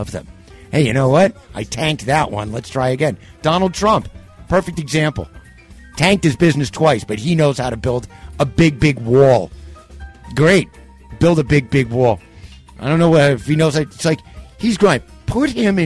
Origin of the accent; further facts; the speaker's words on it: New York, United States; as a New Yorker